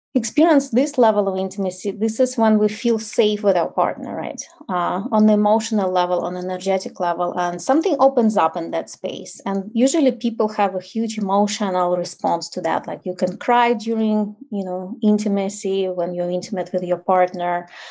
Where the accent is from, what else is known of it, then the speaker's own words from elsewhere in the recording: Ukraine; English is a second language; moved away as an adult; now in United States; I grew up in like post-Soviet Ukraine